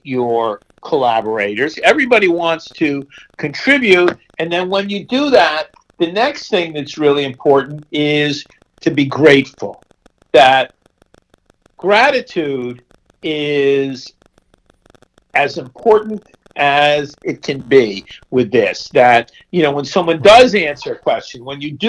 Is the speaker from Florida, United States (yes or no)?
no; Essex County, New Jersey, United States; moved away; I was basically in my hometown